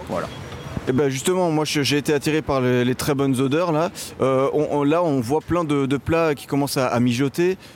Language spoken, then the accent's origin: French; France; Comme beaucoup de Français